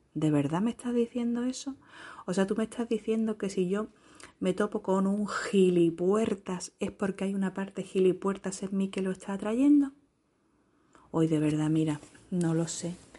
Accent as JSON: {"language": "Spanish", "country": "Spain", "accent": "southern", "said": "se me notará por mi acento que soy"}